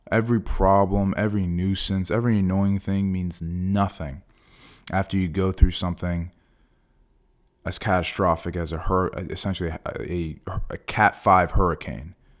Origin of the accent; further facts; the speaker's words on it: Fort Myers, Florida, United States; this is my hometown. You know, I went to high school here.